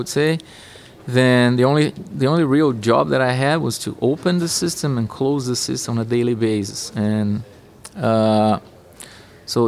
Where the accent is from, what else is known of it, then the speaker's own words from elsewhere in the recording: Brazil; moved away as an adult; I'm from Brazil. I was born in Brazil.